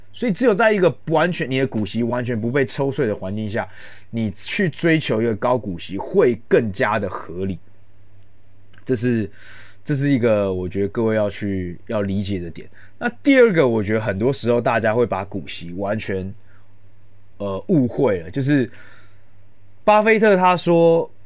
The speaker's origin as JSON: {"language": "Chinese", "country": "Taiwan", "said": "像我们台湾人"}